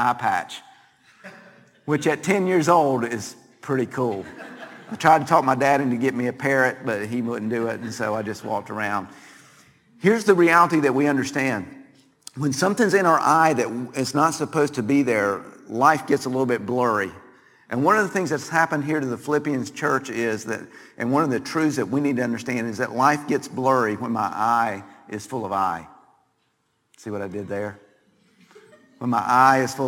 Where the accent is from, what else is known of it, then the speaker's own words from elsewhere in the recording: North Carolina, United States; I grew up in North Carolina